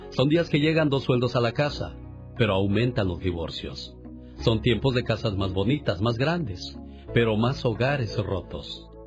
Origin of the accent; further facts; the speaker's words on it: Chihuahua, Mexico; moved away; Por cierto, un día salí de Chihuahua, pero Chihuahua nunca salió de mí.